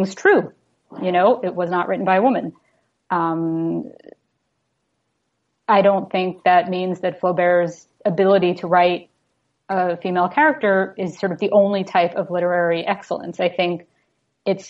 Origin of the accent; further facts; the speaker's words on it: New York City, New York, United States; moved away as an adult; also born or lived in New Jersey; now in Toronto, Canada; I grew up in New York City